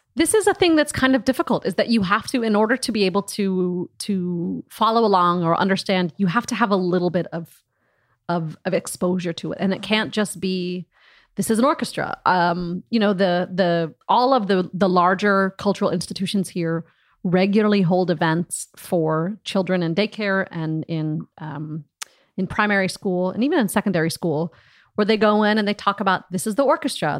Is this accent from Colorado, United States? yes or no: no; Des Moines, Iowa, United States; moved away as an adult; also born or lived in Johnston, Iowa / Ames, Iowa; now in Berlin, Germany; I grew up in Des Moines and I went to college for four years in Ames, Iowa